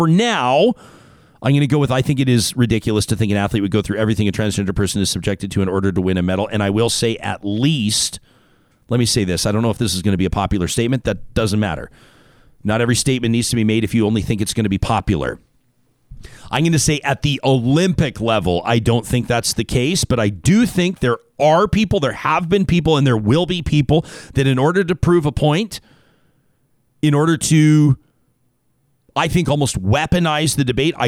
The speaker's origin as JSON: {"language": "English", "country": "Canada", "said": "To have that as a Canadian is pretty special and pretty sweet."}